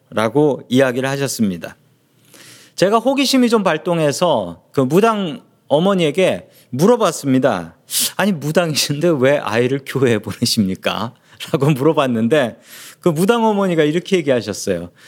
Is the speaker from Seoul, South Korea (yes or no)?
yes; Seoul, South Korea; 제가 어렸을 적부터 계속 자랐던 동네가 있습니다. 그 동네 이름은 그 서울에 있는 봉천동이라는 동네였습니다.